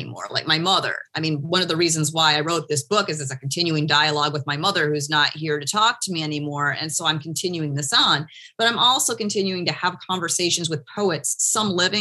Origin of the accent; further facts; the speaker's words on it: Michigan, United States; moved away as an adult; now in Miami, United States; I'm from Michigan. And I've been in Miami for since 2005